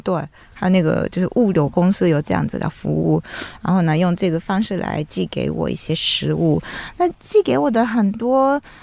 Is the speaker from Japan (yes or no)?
yes; Japan; Chinese is a second language; moved away; 我们日本人